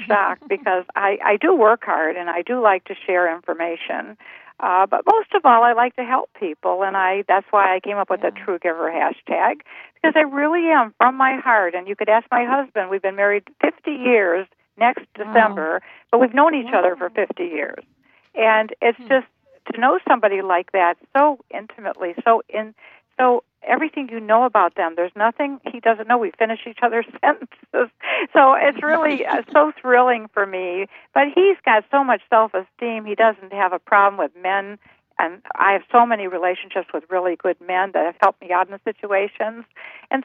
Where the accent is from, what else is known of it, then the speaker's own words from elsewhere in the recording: Cleveland, Ohio, United States; I was born in Cleveland, Ohio in 1944